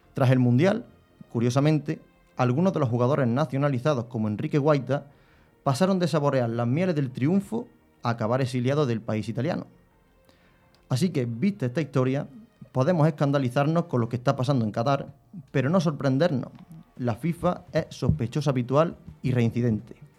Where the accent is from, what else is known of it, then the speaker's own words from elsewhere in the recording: Spain; soy español